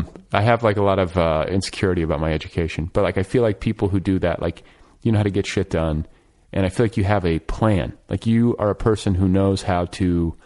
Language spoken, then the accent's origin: English; Indianapolis, Indiana, United States; moved away; also born or lived in Milwaukee, Wisconsin; I grew up in Indianapolis. Oh, okay. I mean, went to high school there. I was born in Milwaukee and split my childhood between Wisconsin and Indiana.